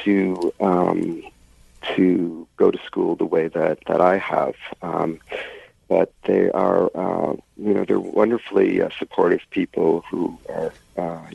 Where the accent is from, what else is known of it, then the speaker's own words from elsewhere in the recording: Toronto, Ontario, Canada; I grew up in Scarborough